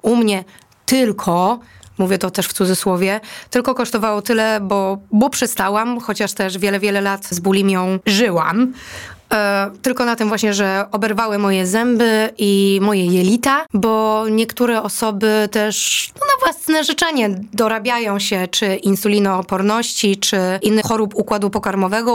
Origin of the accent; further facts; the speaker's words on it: Greater Poland, Poland; moved away as an adult; pochodzę z Wielkopolski